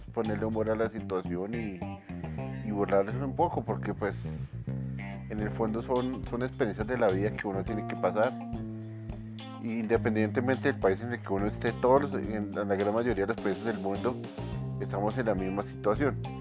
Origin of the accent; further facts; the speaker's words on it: Colombia; somos latinos, somos colombianos